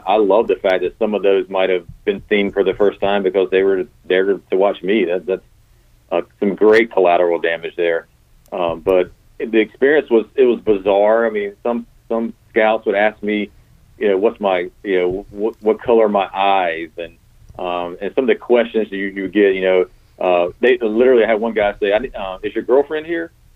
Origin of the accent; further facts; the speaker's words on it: Garner, North Carolina, United States; also born or lived in Greenville, North Carolina; I grew up in Garner